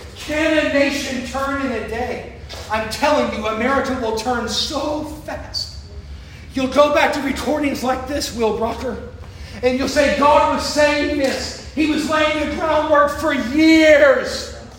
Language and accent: English; Florida, United States; I'm from Florida